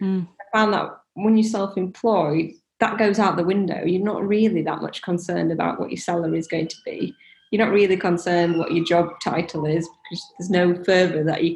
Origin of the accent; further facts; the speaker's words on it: India; moved away; So my parents have shops. I came over from India. My dad can't read or write